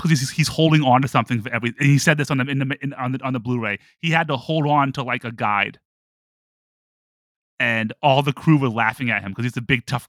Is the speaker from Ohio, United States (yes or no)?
yes; Toledo, Ohio, United States; Toledo, Ohio.